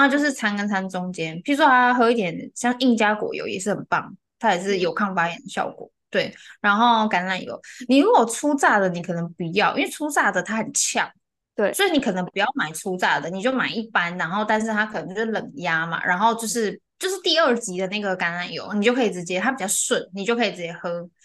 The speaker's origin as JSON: {"language": "Chinese", "region": "central and southern Taiwan", "country": "Taiwan", "said": "我是中南部的人"}